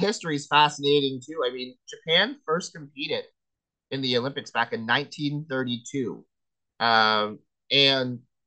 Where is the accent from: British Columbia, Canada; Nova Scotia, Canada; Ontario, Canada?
Nova Scotia, Canada; accent: Nova Scotia; I've got my Nova Scotia accent